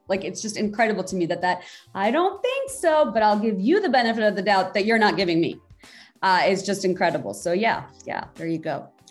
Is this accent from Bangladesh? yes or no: yes; Bangladesh; now in United States; growing up in Bangladesh